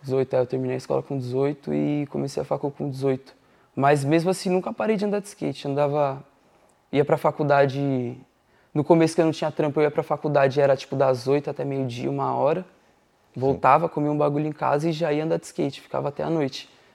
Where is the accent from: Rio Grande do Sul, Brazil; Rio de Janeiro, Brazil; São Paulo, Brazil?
São Paulo, Brazil; moved away as an adult; also born or lived in Dublin; eu sou de São Paulo, Zona Norte. Eu desde, desde que eu nasci eu morava na Vila Albertina